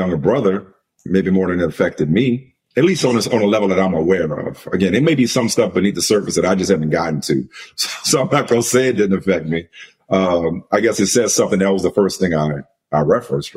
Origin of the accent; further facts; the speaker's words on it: New Orleans, Louisiana, United States; I grew up in New Orleans